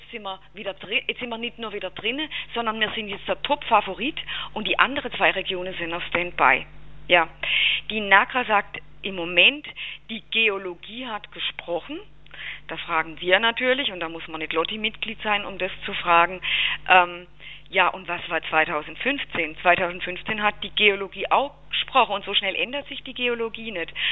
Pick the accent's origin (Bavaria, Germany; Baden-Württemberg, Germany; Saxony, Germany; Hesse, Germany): Baden-Württemberg, Germany; Also ich habe nicht nur keinen Schweizer äh, Akzent, sondern ich bin tatsächlich auch keine Schweizerin